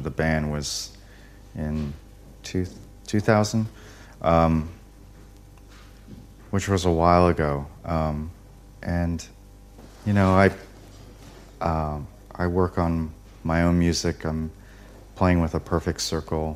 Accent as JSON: {"language": "English", "country": "United States", "said": "I'm very American"}